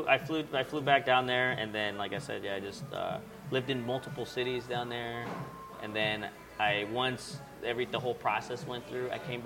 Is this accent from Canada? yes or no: no; Mexico City, Mexico; also born or lived in Chicago; now in Long Beach, United States; I'm from Mexico City, and that's pretty much where the taco originated from